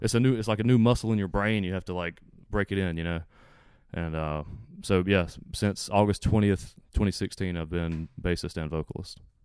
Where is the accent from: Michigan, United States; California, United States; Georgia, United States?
Georgia, United States; South; I live in South Georgia.